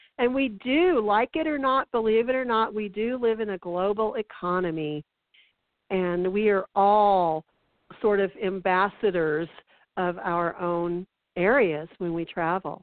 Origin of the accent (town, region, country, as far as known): United States